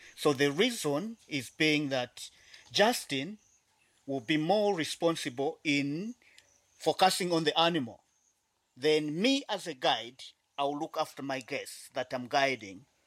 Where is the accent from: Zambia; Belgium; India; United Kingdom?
Zambia; South Luangwa Valley, Eastern Province; I was born and grew up in this area